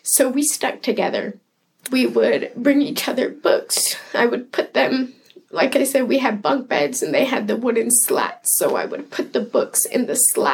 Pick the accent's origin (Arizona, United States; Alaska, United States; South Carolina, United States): Alaska, United States; Anchorage; I was born and raised in Anchorage.